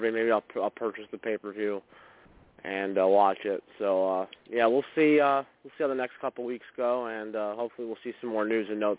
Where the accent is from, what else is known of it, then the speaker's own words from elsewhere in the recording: Wilkes-Barre, Pennsylvania, United States; I grew up in near Wilkes-Barre